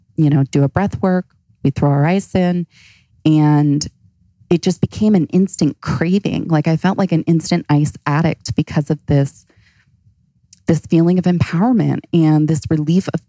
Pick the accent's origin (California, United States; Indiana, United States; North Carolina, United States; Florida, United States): Florida, United States; also born or lived in Hawaii; now in Phoenix, United States; I grew up in Florida. I lived in Hawaii